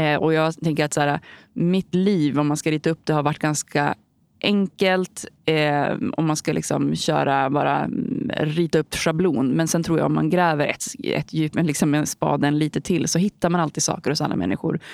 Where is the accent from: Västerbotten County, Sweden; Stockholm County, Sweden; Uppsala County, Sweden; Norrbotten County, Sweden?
Västerbotten County, Sweden; Holmsund; also born or lived in Umeå; Jag kommer från Holmsund. Det är ett litet samhälle utanför Umeå i Västerbotten där jag bodde fram tills dagen efter jag gick ut nian